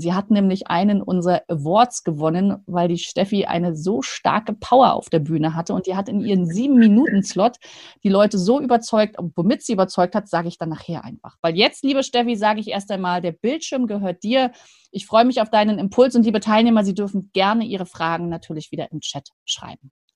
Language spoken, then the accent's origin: German; Rostock, Mecklenburg-Vorpommern, Germany; now in Stuttgart, Germany; Ich als altes Nordlicht